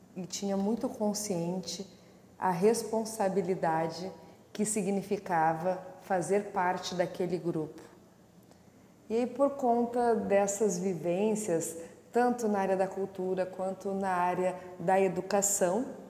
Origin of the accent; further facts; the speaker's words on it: Porto Alegre, Rio Grande do Sul, Brazil; Nasci em Porto Alegre, no bairro Restinga, onde morei até os seis anos de idade